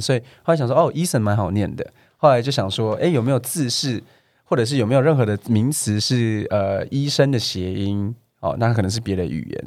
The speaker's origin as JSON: {"language": "Chinese", "country": "Taiwan", "tie": "born or raised there", "said": "其实我是在，呃，台湾读国小，然后呢，读完国小之后读到大概六年级"}